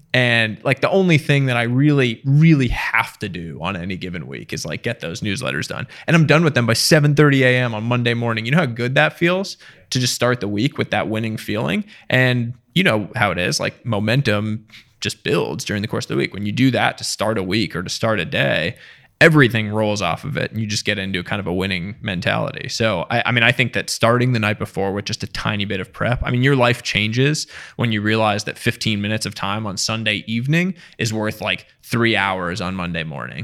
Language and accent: English; small town outside Boston, Massachusetts, United States; also born or lived in India; now in Westchester, United States; middle class, uh, small town outside Boston